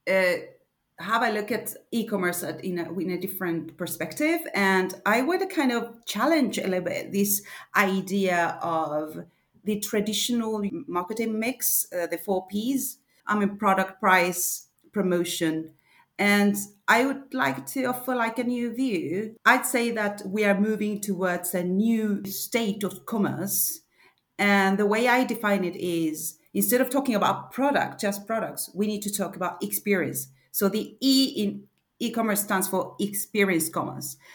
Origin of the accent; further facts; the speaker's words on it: Argentina; moved away as an adult; now in Sweden; I'm not from Sweden. I live in Sweden, have been living here for 10 years now, but I come originally from Argentina.